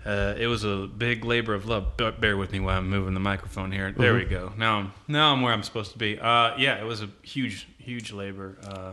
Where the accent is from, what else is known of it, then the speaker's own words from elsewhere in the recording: Helena, Alabama, United States; also born or lived in Jackson, Mississippi / Maylene, Alabama; I grew up in Helena.